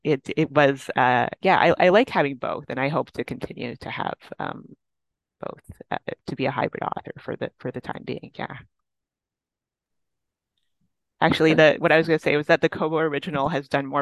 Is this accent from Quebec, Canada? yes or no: no; Toronto, Ontario, Canada; I like the city and I've lived here my whole life